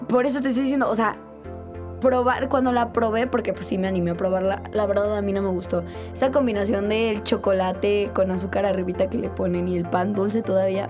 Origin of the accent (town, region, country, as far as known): Mexico